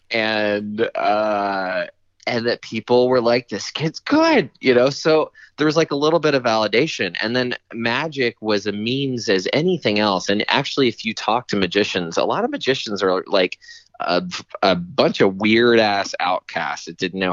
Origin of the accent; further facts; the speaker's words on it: Chattanooga, Tennessee, United States; moved away; also born or lived in New York; I grew up in Chattanooga, Tennessee, to a school teacher and a minister